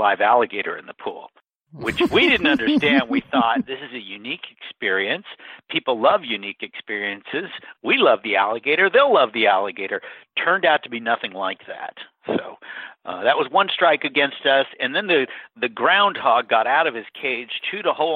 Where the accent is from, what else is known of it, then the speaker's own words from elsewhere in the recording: Bellingham, Washington, United States; also born or lived in Encino, California / Seattle area, Washington; my hometown of Bellingham